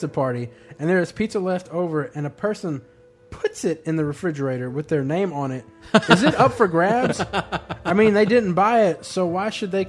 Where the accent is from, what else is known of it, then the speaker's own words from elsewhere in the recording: United Kingdom; I'm fucking British, and I listen to another podcast, so they must know what they're talking about.